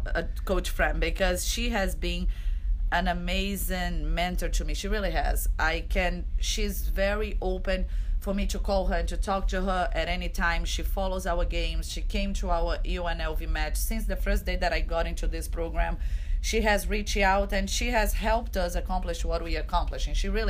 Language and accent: English; Brazil; now in United States; Okay, so favorite food on my home country in Brazil.